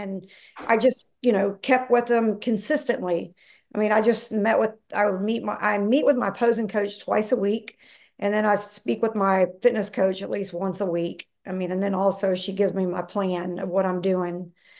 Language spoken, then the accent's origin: English; the South, United States; I'm from the South. So, you know, everything was like fried chicken and, you know, just all the just fattening food